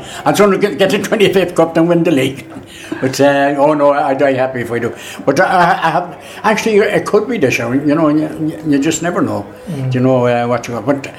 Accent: Dublin, Leinster, Ireland; Originally Dublin.

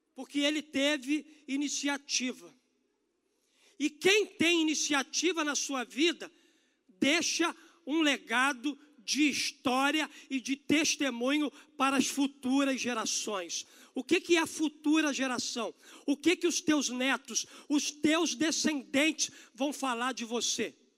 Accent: Brazil; nós como brasileiros

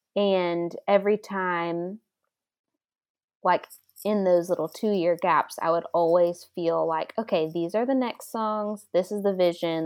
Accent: Dallas, Texas, United States; moved away as an adult; now in Franklin, United States; I'm from Dallas originally

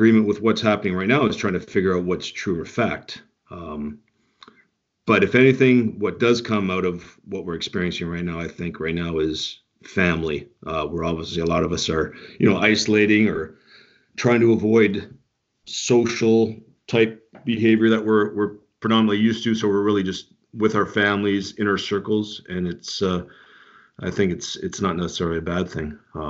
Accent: Canada; And basically all my family is military background. Both my parents were Army. And so I grew up around the Canadian military, the military in general

